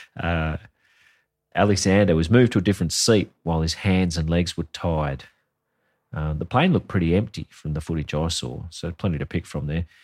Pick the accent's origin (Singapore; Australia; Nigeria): Australia; we're Australian. We're not American.